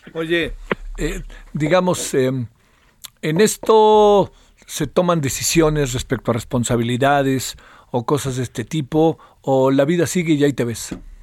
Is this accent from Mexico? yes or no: yes; Mexico; en mi país